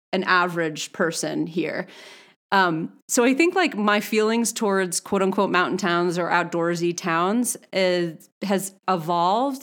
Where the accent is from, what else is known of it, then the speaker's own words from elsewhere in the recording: Northeast, United States; moved away as an adult; now in Boulder, United States; I'm from the Northeast